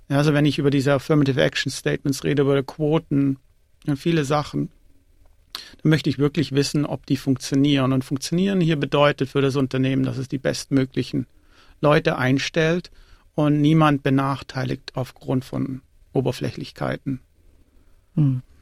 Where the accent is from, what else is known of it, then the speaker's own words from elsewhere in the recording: Tamm, Baden-Württemberg, Germany; moved away as an adult; also born or lived in Erlangen / Zurich; now in Australia; Also ursprünglich komme ich aus dem kleinen Dorf Tamm, das ist bei Ludwigsburg und Ludwigsburg ist in, St in der Nähe von Stuttgart.